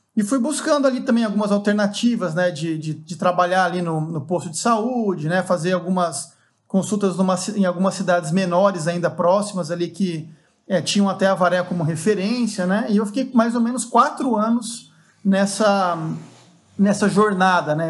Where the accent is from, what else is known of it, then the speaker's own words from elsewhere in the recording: Avaré, São Paulo, Brazil; fui para Avaré, que é a cidade onde eu cresci, né? Uma cidade no interior de São Paulo